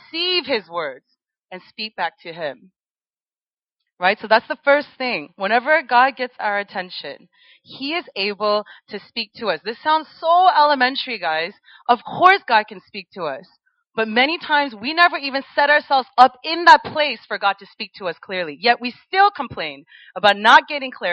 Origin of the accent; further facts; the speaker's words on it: United States; I grew up in America